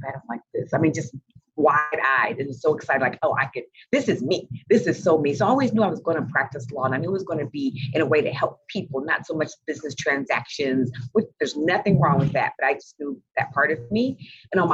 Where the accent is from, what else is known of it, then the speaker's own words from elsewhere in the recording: Indianapolis, Indiana, United States; I grew up in Indianapolis, Indiana